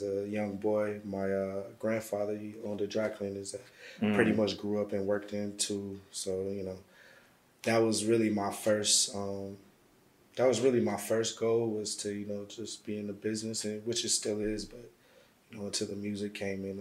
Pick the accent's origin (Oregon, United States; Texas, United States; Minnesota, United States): Minnesota, United States; St. Paul; also born or lived in Little Rock, Arkansas; I was born in Little Rock, Arkansas. Moved to St. Paul, Minnesota when I was young, and pretty much grew up there.